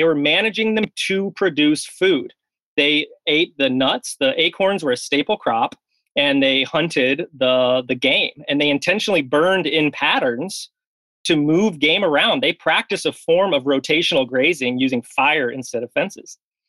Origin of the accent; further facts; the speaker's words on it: United States; now in Madison, United States; I'm not from Wisconsin. I grew up mostly in the South and the Midwest. Ended up in Madison, Wisconsin for graduate school.